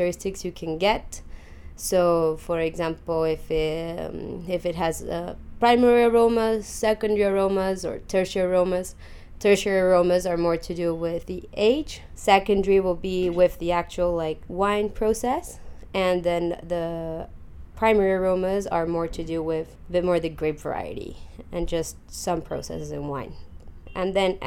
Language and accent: English; Mexico; moved away as an adult; also born or lived in London, United Kingdom; now in Chile; I was born in London, but went to Mexico when I was 9 months old. I grew up there, so I was there all my life.